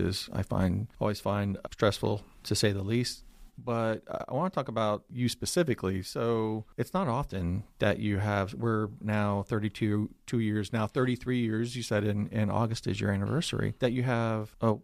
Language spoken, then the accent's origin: English; West Central Florida, United States; I come from West Central Florida